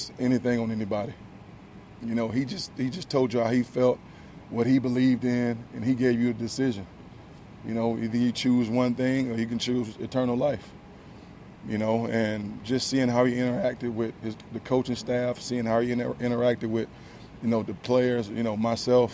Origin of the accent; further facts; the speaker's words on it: Tallahassee, Florida, United States; I grew up in Tallahassee